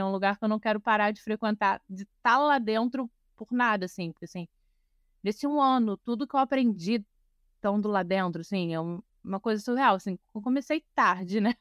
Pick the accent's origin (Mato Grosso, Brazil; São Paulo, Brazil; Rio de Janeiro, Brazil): Rio de Janeiro, Brazil; Eu sou nascida e criada em Vila Isabel